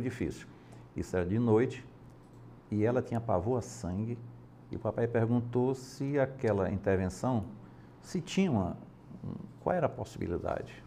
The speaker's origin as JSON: {"language": "Portuguese", "area": "Baturité", "region": "Ceará", "country": "Brazil", "tie": "born or raised there", "also_born_or_lived": "Redenção / Capistrano de Abreu", "said": "eu nasci em Baturité, é a minha cidade natal."}